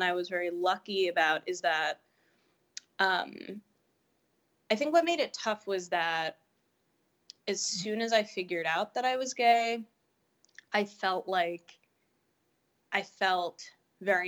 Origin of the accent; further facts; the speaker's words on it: New York City, New York, United States; I grew up in Greenwich Village, which is like the gayest neighborhood in New York City